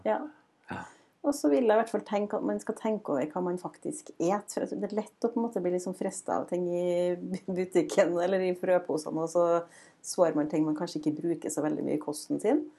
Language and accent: Norwegian; Frosta, Trøndelag, Norway; kommer vi fra Frosta